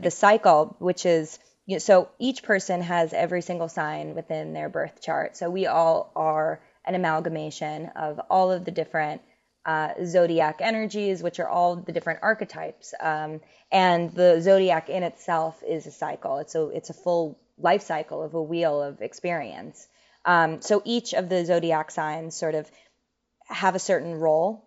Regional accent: New York City, New York, United States; growing up in New York City

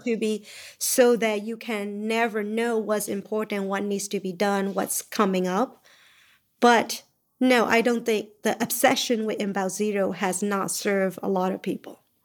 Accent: Myanmar; moved away; I came from Burma.

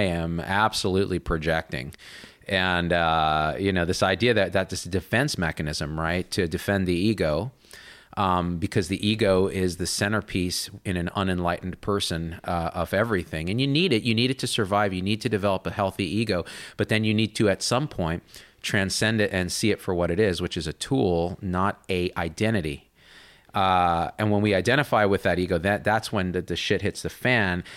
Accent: New Jersey, United States; I had a Trinidadian nanny uh, growing up in New Jersey

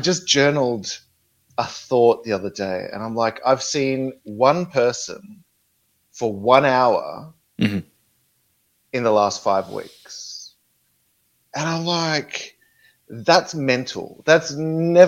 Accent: Australia; also born or lived in Melbourne; I grew up in a small country town in Australia.

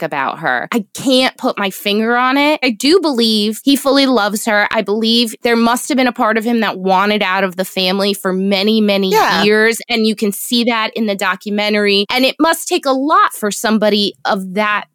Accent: United States; I'm American

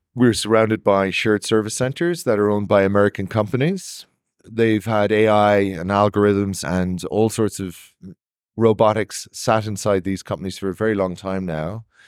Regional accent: Ireland; I'm Irish

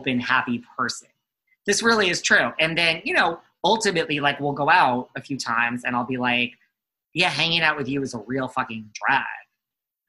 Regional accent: New York, United States; accent: New York; I'm from New York

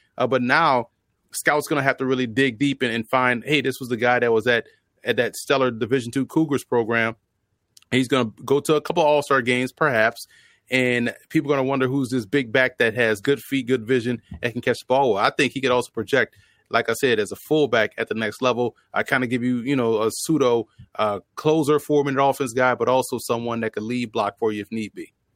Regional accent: New Orleans, Louisiana, United States; growing up in New Orleans where the Bayou Classic takes place

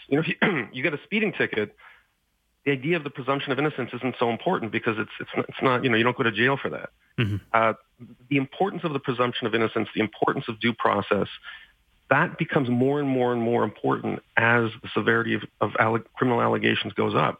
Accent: Montreal, Quebec, Canada; Concordia University in Montreal, um, my hometown

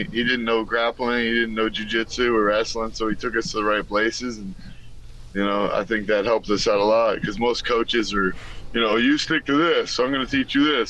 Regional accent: Florida, United States; moved away as an adult; now in Los Angeles, United States; I'm from Florida

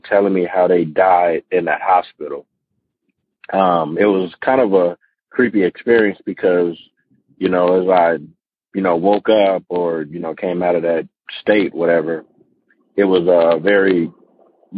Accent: Las Vegas, Nevada, United States; moved away as an adult; now in Atlanta, United States; I'm born and raised in Vegas. I just moved to Atlanta recently

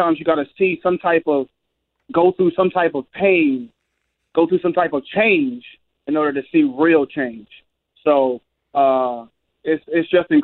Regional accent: Philadelphia, Pennsylvania, United States; I'm home in my hometown

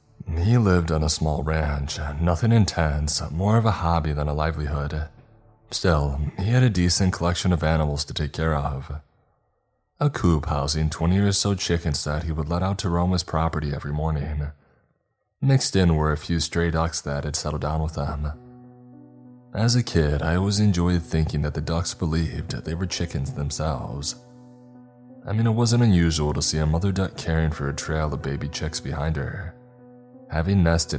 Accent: Texas, United States; I grew up in East Texas. Rain country. Every bit as wet as West Texas is dry.

